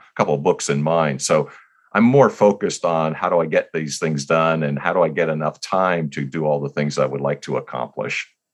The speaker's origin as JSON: {"language": "English", "region": "New Jersey", "country": "United States", "tie": "born or raised there", "moved": "yes", "lives_now": "California, United States", "said": "We were growing up in New Jersey."}